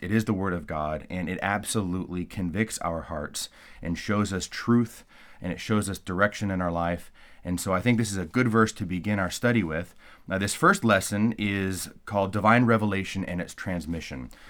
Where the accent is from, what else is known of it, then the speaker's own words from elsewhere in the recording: California, United States; moved away; I'm originally from California